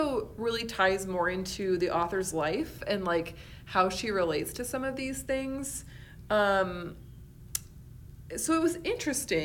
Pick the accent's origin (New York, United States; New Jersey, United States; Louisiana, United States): New York, United States; Western; moved away; I'm originally from Western New York